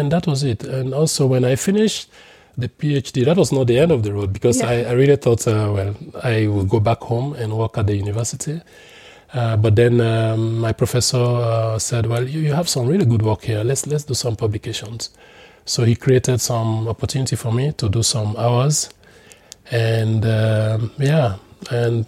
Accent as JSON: {"language": "English", "country": "Sierra Leone", "also_born_or_lived": "Netherlands", "moved": "as an adult"}